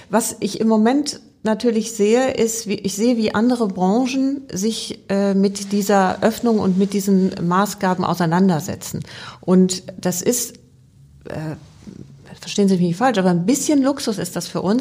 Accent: Rhineland, Germany; born there; Ich bin ähm, im Rheinland geboren und äh

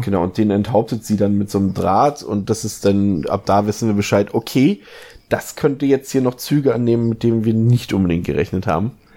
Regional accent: Germany; bei uns in Deutschland

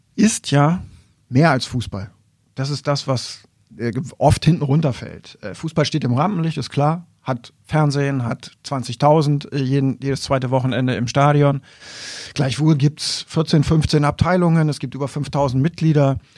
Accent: Wolfenbüttel, Lower Saxony, Germany; also born or lived in East Frisia; ich bin dann eben auch vor Wolfenbüttel aufgewachsen

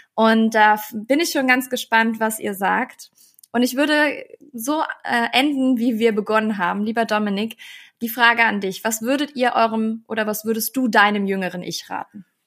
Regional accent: Eschweiler, North Rhine-Westphalia, Germany; moved away; nach Eschweiler gefahren in mein in meiner Heimatstadt

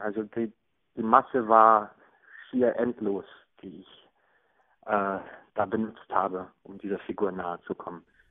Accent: Hagen, North Rhine-Westphalia, Germany; moved away; Und das ist das Gefühl der Jugend, das ich mit Hagen verbinde

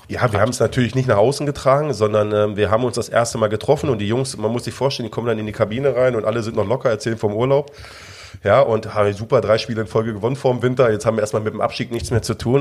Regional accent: Hanover, Lower Saxony, Germany; Natürlich bin ich Hannoveraner

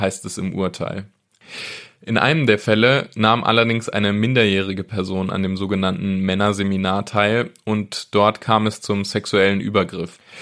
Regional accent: Wesel, North Rhine-Westphalia, Germany; Ich komme selbst ursprünglich aus Wesel

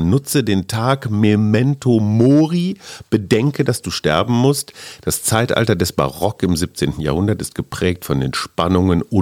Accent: Münster, North Rhine-Westphalia, Germany; in meiner Heimatstadt

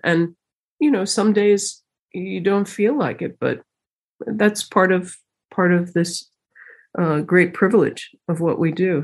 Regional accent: United States; being American has been interesting.

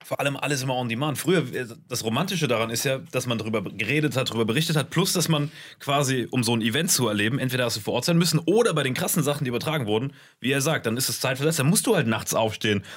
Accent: Saarland, Germany; Bei uns im Saarland

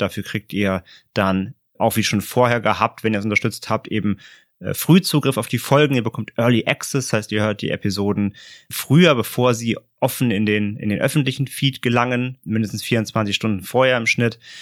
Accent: Germany

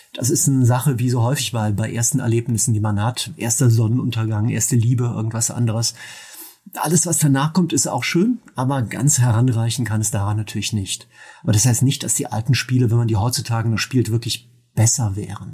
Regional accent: Mönchengladbach, North Rhine-Westphalia, Germany; moved away; bei mir in meiner alten Heimat in Mönchengladbach

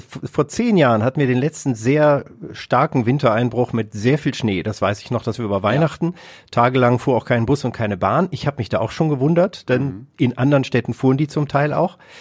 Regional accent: Kassel, Hesse, Germany; now in Essen, Germany; ich bin in Kassel aufgewachsen

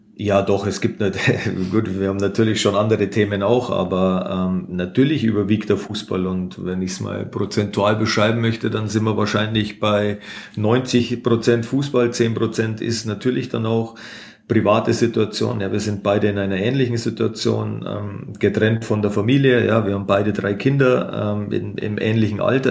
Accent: Munich, Bavaria, Germany; moved away as an adult; now in Fürth, Germany; Als Münchner

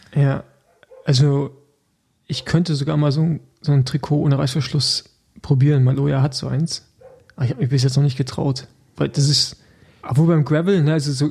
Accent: Rostock, Mecklenburg-Vorpommern, Germany; now in Berlin, Germany; ich bin ja eigentlich noch äh, Rostocker, aber natürlich zugezogener Berliner

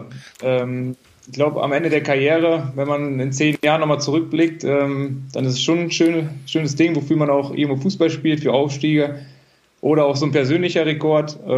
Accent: Bottrop, North Rhine-Westphalia, Germany; komme gebürtig aus Bottrop.

